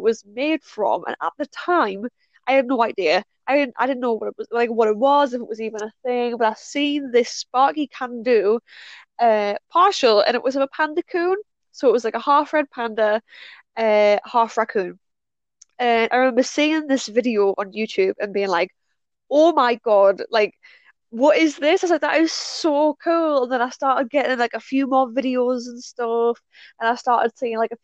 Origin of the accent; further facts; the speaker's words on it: North East England, United Kingdom; I am from Northeast UK, England to be precise